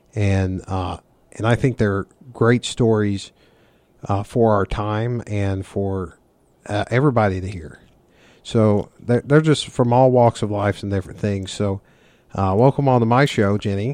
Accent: the South, United States; I grew up in the South.

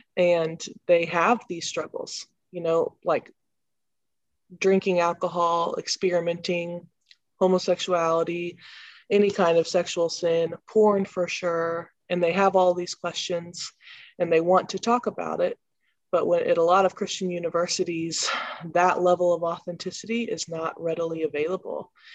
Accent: Columbia, Missouri, United States; I'm from Columbia, Missouri.

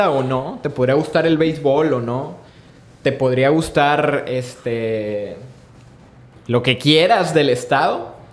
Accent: Sinaloa, Mexico

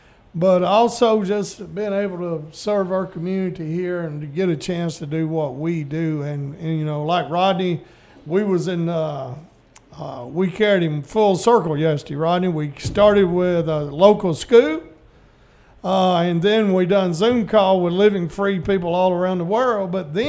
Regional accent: Wheeler, United States; he is from my hometown of Wheeler

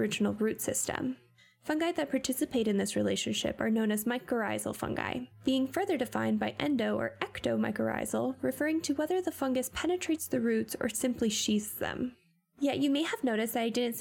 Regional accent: Pacific Northwest, United States; growing up in the Pacific Northwest

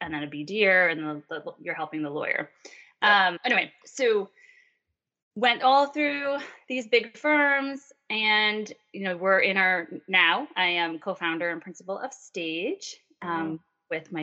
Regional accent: Long Island, New York, United States; accent: Long Island; my Long Island accent

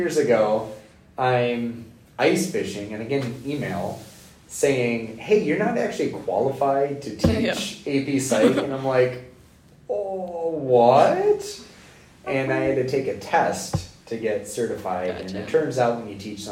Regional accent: Rockford, Illinois, United States; moved away; also born or lived in La Crosse, Wisconsin; Growing up in Rockford, Illinois

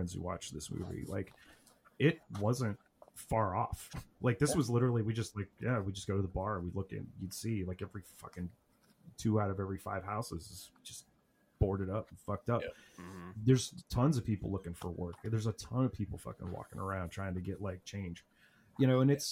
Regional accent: Rust Belt, United States; my hometown in particular had been gutted by Steele leaving

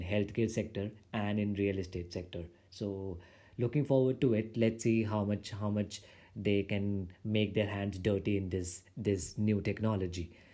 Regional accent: India; I'm from India

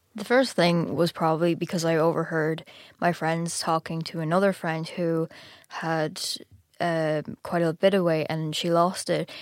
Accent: Ireland; I'm from Ireland, and I'm fourteen

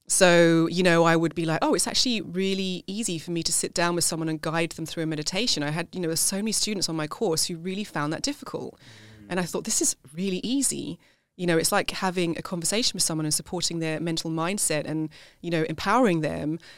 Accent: South Africa; now in United Kingdom; I was have the passport, but nobody sees me as South African you know, it's the same here in the UK

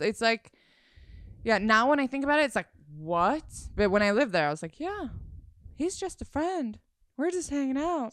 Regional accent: Sweden; moved away as an adult; now in Los Angeles, United States; I'm from Sweden

